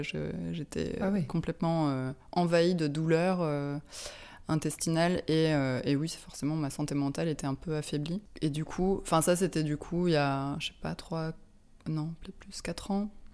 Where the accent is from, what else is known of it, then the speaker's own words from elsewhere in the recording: Lyon, Auvergne-Rhône-Alpes, France; moved away as an adult; also born or lived in London; now in Paris, France; J'ai grandi à Lyon